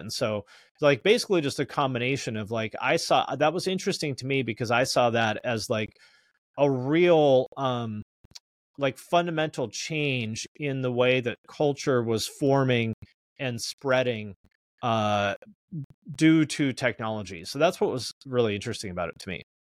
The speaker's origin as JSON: {"language": "English", "town": "Snohomish", "region": "Washington", "country": "United States", "tie": "born or raised there", "said": "grew up in the Seattle area. I'm from a town called Snohomish, Washington"}